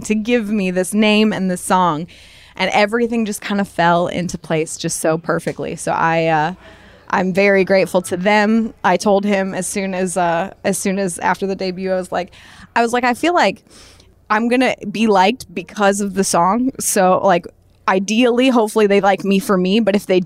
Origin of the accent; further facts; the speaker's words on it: northern Indiana, United States; I am from, like, a really small town in northern Indiana, like about an hour and a half outside of Chicago